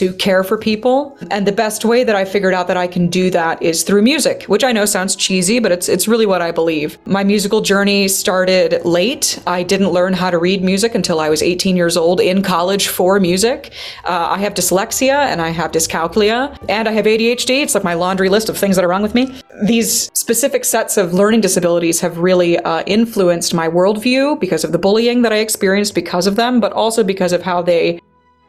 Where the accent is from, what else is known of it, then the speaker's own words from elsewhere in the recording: United States; moved away as an adult; now in Germany; I'm an American singer.